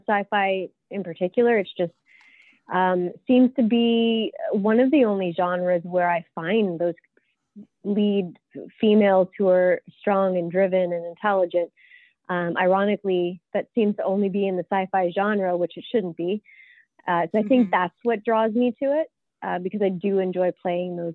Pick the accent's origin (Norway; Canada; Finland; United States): Canada; I am from Canada. I'm a Canadian actor